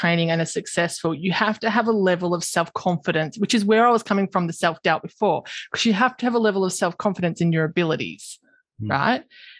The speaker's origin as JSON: {"language": "English", "country": "Australia", "said": "I'm an Aussie, so I use everyone's shortened."}